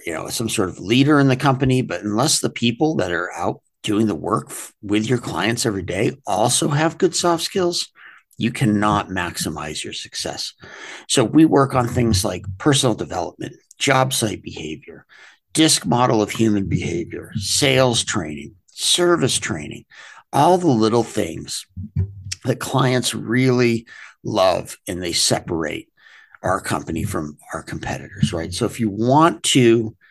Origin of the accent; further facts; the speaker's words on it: Portland, Maine, United States; moved away; I grew up in Portland, Maine, a very blue collar area at the time.